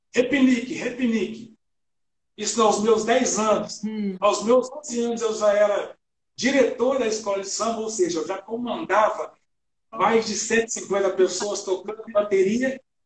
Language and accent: Portuguese; Itabirito, Minas Gerais, Brazil; moved away; eu sou mineiro, né, de uma cidade chamada Itabirito